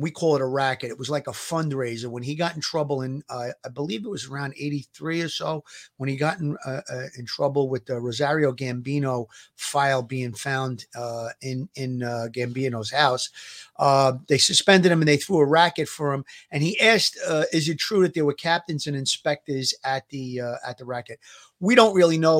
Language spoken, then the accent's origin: English; New York City, New York, United States; growing up in Gravesend